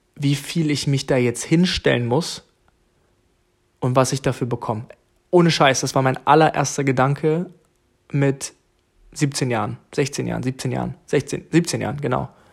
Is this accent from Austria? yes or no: no; Jena, Thuringia, Germany; moved away as an adult; now in Bremen, Germany; aus Jena, okay? Meine Eltern leben in Thüringen